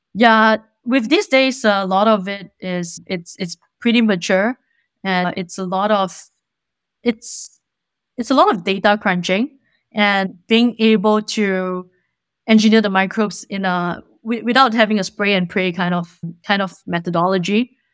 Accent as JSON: {"language": "English", "country": "Singapore", "moved": "as an adult", "lives_now": "California, United States", "said": "I'm originally from Singapore"}